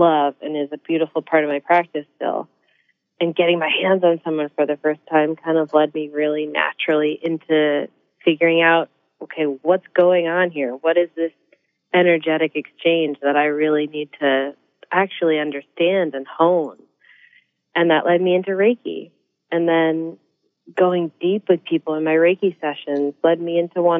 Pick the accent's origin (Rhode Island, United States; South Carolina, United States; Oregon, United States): Rhode Island, United States; Newport; being a girl from Newport, Rhode Island